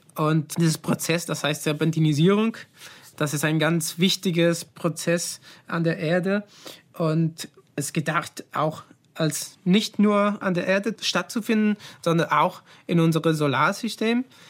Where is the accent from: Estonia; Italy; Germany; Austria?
Italy; German is a second language; moved away; als Italiener